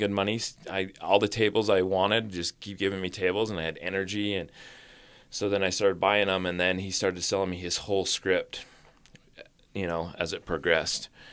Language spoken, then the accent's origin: English; Orem, Utah, United States; also born or lived in Springville, Utah; I went to, uh, uh, elementary in Orem, and then, uh, when I was twelve, we moved to Springville, Utah